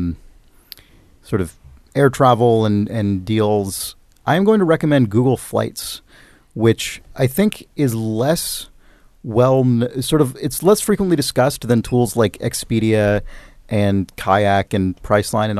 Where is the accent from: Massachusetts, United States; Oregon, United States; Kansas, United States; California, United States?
California, United States; San Francisco; my hometown of San Francisco